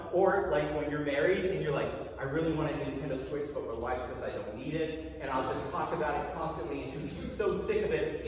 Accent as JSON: {"language": "English", "country": "United States", "said": "As an American"}